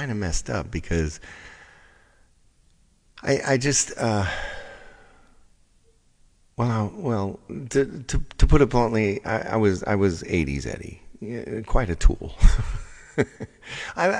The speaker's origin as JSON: {"language": "English", "area": "Long Island", "region": "New York", "country": "United States", "tie": "born or raised there", "also_born_or_lived": "Hollywood", "moved": "as an adult", "said": "I grew up on Long Island."}